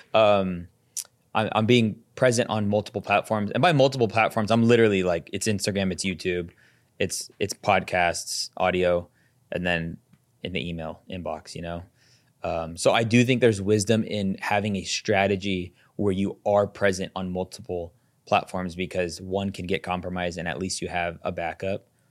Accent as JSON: {"language": "English", "town": "Las Vegas", "region": "Nevada", "country": "United States", "said": "I'm from Vegas"}